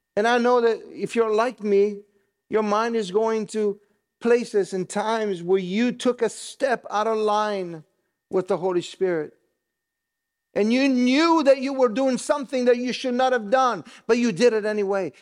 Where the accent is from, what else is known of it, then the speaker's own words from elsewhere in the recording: Italy; moved away; I grew up in Italy